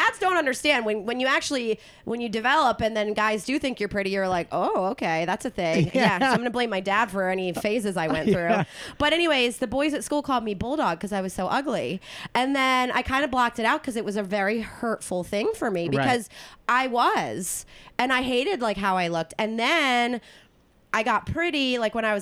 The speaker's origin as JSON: {"language": "English", "region": "East Coast", "country": "United States", "also_born_or_lived": "Philadelphia / Bay Area", "moved": "as an adult", "lives_now": "California, United States", "said": "I'm from the East Coast, but I've lived on the West Coast for 12"}